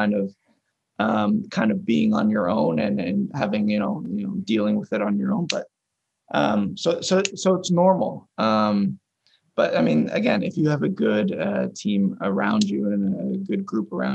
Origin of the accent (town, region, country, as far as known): York, Ontario, Canada; born or raised there; moved away as an adult